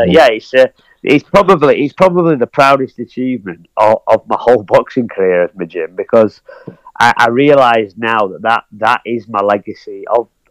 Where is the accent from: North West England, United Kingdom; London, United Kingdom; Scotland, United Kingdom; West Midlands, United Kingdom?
North West England, United Kingdom; Blackpool; my hometown of Blackpool